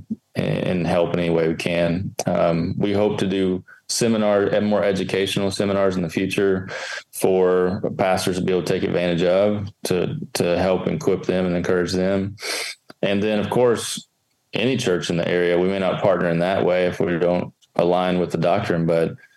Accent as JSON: {"language": "English", "region": "Kentucky", "country": "United States", "tie": "born or raised there", "said": "I grew up in Kentucky"}